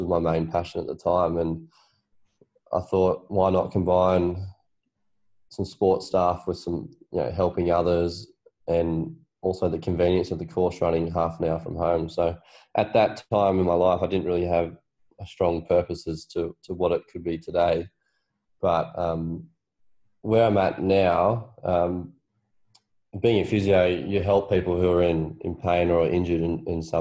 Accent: Blayney, New South Wales, Australia; moved away as an adult; also born or lived in Orange, New South Wales; now in Melbourne, Australia; we're from Orange, New South Wales. Well, actually, a small town called Blaney, New South Wales

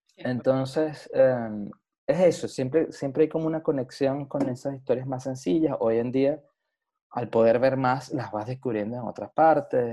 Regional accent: Venezuela; como un venezolano venido de un país caribeño

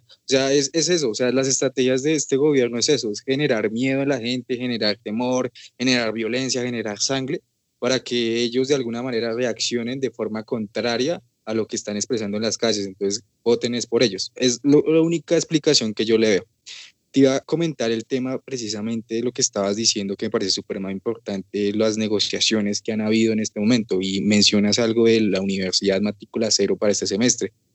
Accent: Colombia

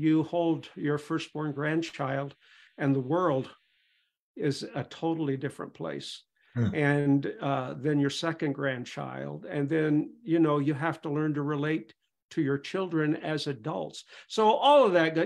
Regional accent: Pontiac, Michigan, United States; I was raised in the Church of God in Pontiac, Michigan. Went there since I was 5 years old.

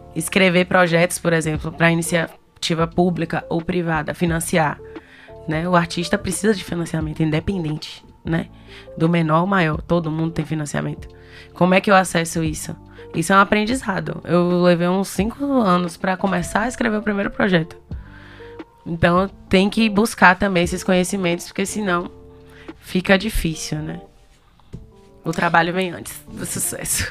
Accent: Ilhéus, Bahia, Brazil; eu sou de Ilhéus

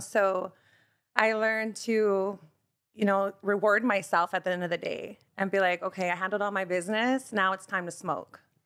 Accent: Bellflower, California, United States; also born or lived in Boston, Massachusetts / South Gate, California / Lynwood, California; we moved to Bellflower, so I'm a Bellflower native

